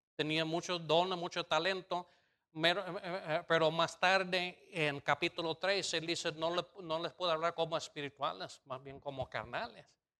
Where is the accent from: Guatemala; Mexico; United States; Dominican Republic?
United States; moved away; soy gringo